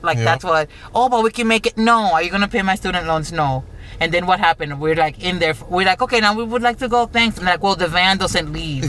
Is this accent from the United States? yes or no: yes; Florida, United States; we're from Florida